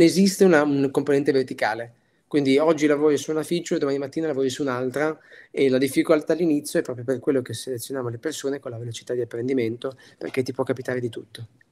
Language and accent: Italian; Piacenza, Emilia-Romagna, Italy; also born or lived in Milan; da buon emiliano